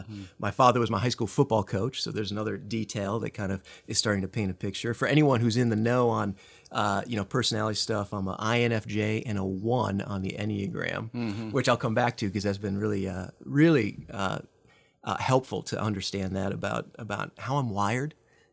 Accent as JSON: {"language": "English", "region": "Midwest", "country": "United States", "tie": "born or raised there", "lives_now": "Texas, United States", "said": "But I grew up in the Midwest, so not a native Texan. Got here as fast as I could, I think, as the bumper sticker goes."}